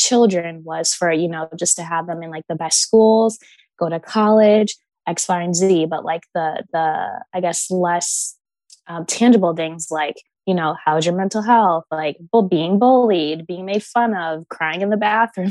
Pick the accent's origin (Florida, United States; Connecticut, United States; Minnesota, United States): Connecticut, United States; also born or lived in Baltimore, Maryland; I was born in Baltimore up until I was 5. And then I moved to Connecticut, where I was literally the only Black girl in town